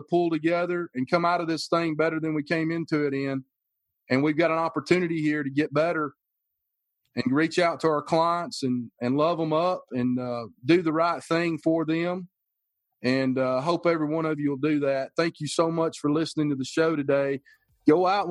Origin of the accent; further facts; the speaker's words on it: the South, United States; I'm from the South